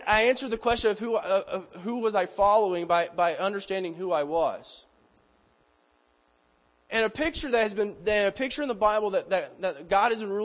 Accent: Georgia, United States; moved away as an adult; now in Colorado, United States; a Georgia boy who grew up in the boonies of Georgia? I grew up on Hog Mountain Road between Possum Creek and Dry Pond.

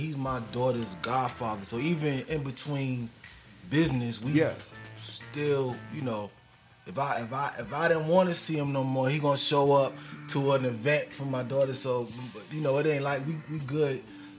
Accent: Long Island, New York, United States; I'm from Long Island. Long Island. New York, yeah.

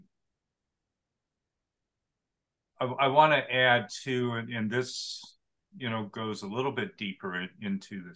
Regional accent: Oregon, United States; I grew up in Oregon and Portland.

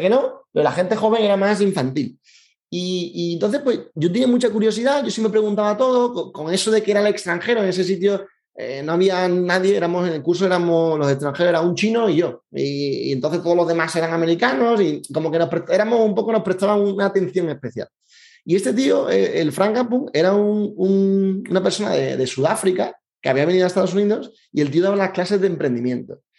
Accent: Seville, Andalusia, Spain; soy de Sevilla, es una cosa importante de mí

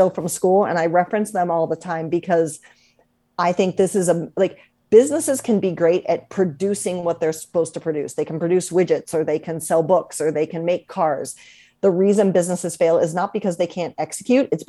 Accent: Columbus, Ohio, United States; moved away; also born or lived in Washington, D.C.; So I grew up in Columbus, Ohio, and back then there was no hockey

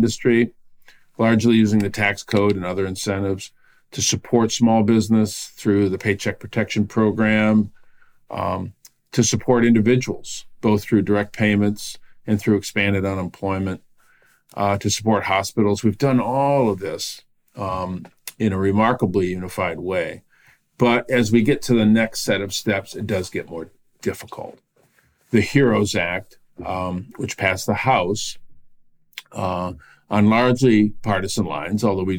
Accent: Flint, Michigan, United States; my hometown of Flint

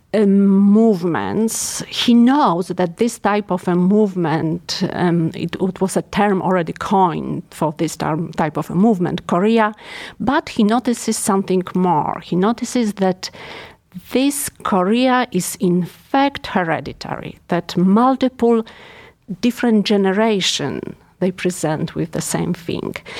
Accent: Poland; English is a second language; moved away as an adult; now in Cleveland, United States; So I'm European. Obviously, you can't tell probably by my accent. I'm Polish

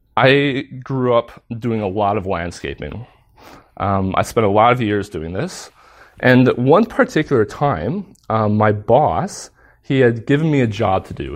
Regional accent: United States; moved away; I'm American

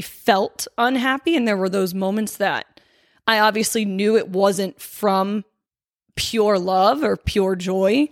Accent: Hershey, Pennsylvania, United States; I grew up in Hershey, Pennsylvania

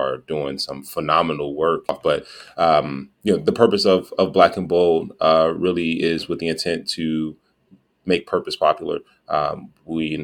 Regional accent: Gary, Indiana, United States; Pernell and I grew up in Gary, Indiana

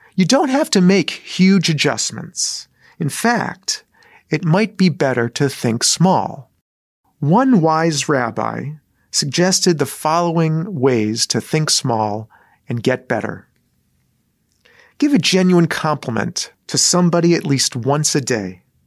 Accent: Southfield, Michigan, United States; moved away; I grew up in Southfield, Michigan

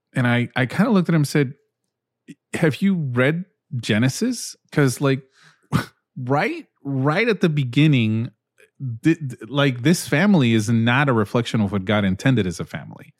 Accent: Peru; moved away; I grew up in Peru

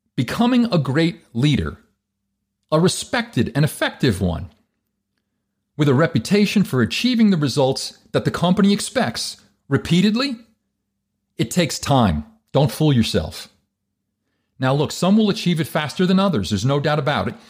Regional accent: New Jersey, United States; I'm from Jersey.

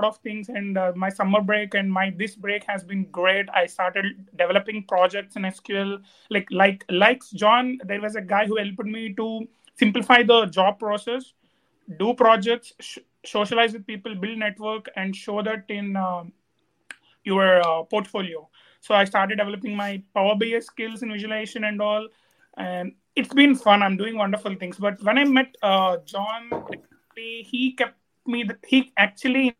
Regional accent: India; moved away as an adult; now in College Station, United States; I'm from India. I recently moved to USA for my master's.

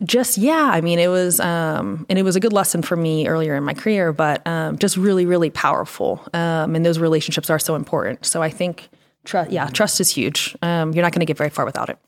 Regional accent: Pennsylvania, United States; also born or lived in Florida; now in Northwest Arkansas, United States; Pennsylvania, went to school in Florida

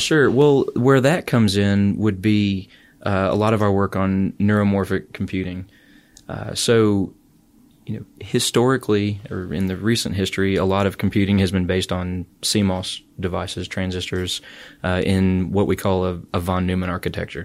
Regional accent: St. Louis, Missouri, United States; also born or lived in Alabama / Ann Arbor, Michigan; now in Auburn, United States; I grew up in Saint Louis, Missouri.

